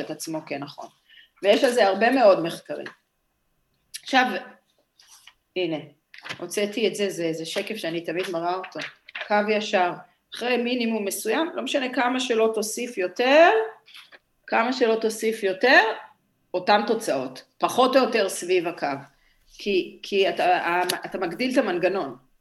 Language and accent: Hebrew; Petah Tikva, Central District, Israel; אני נולדתי בפתח תקווה